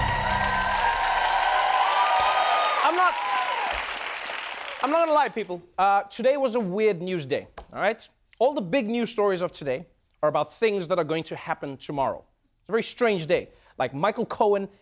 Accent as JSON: {"language": "English", "country": "South Africa", "tie": "born or raised there", "moved": "yes", "said": "my home country, South Africa"}